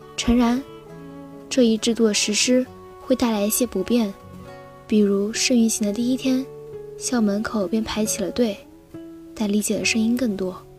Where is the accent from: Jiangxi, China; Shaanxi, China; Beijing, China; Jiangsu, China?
Jiangsu, China; Haimen; moved away as an adult; now in Nanjing, China; 来自海门，我在南京大学，距离我家乡二百零九公里